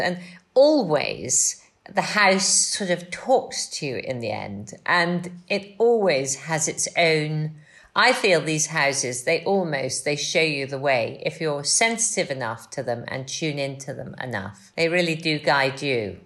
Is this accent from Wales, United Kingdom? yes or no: yes; Wales, United Kingdom; moved away; I'm a Welsh farmer's daughter